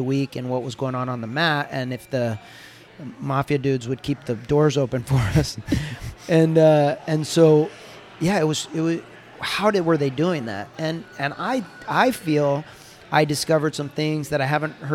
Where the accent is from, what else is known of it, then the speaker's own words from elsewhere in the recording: United States; moved away as an adult; also born or lived in Japan / Brazil; I was the first American black belt under Professor Fabio